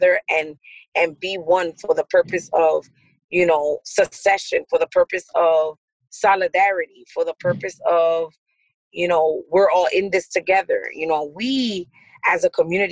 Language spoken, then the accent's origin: English; New York, United States; now in Paterson, United States; I grew up in New York, but I live in Patterson.